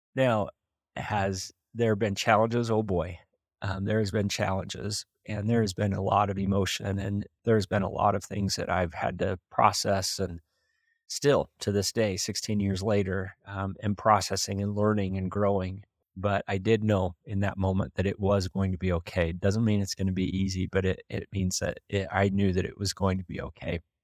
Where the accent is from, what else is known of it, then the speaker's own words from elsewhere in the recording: Preston, Idaho, United States; I'm from Preston, I grew up in small town Idaho